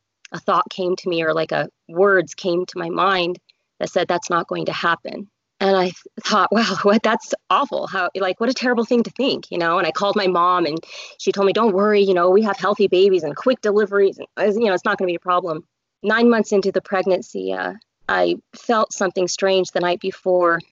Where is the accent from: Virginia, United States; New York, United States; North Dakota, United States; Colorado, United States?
Colorado, United States; moved away as an adult; now in Utah, United States; I grew up in Colorado